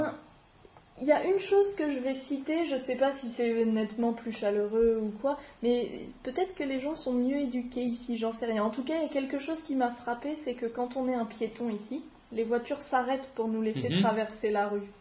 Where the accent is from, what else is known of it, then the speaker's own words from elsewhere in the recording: France; moved away as an adult; now in Melbourne, Australia; chez moi, en France, euh, avec mes parents